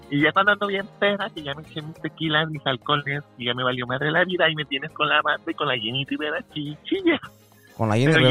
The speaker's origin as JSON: {"language": "Spanish", "country": "Mexico", "said": "Ay, me encanta el mole, o sea, soy de México."}